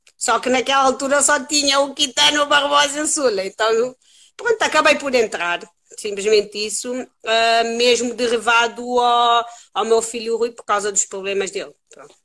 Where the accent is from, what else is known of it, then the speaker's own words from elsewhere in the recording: Cape Verde; moved away as an adult; now in Lisbon, Portugal; Eu nasci em Cabo Verde, vim para aqui, mas já tenho mais anos de vida aqui em Portugal do que em Cabo Verde. Uh, vim para aqui com 19 anos